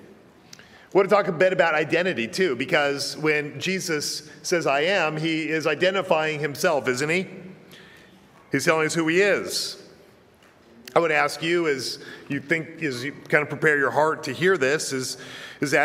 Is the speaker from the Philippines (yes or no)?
no; Virginia, United States; I'm an American. I'm a Virginian